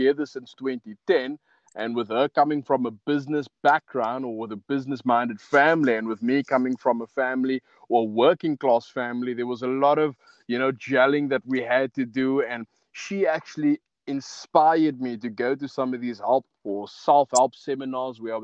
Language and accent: English; Cape Town, Western Cape, South Africa; also born or lived in Pelican Park / Wynberg / West Coast; I'm a Cape Flats boy